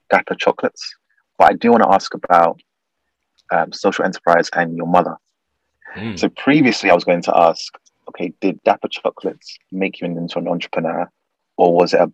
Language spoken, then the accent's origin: English; London, United Kingdom; I grew up in Peckham. Um, Ellsworth respect, wasn't too far away. Went to Wolf School